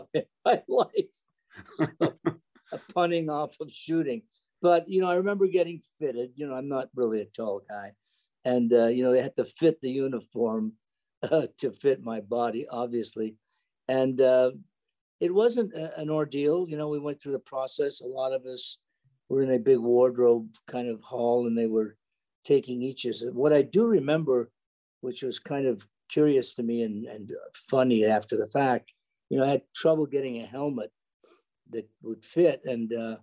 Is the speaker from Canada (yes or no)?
yes; Canada; I was a Canadian